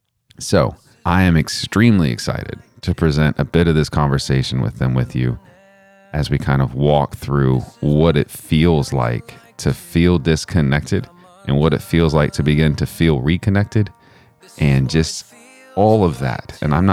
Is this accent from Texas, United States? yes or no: yes; Texas, United States; accent: Texan; my accent, like the words just come out like I'm from Texas.